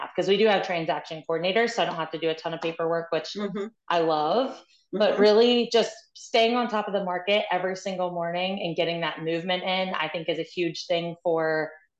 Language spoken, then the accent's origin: English; West Virginia, United States; now in Maryland, United States; I'm originally from West Virginia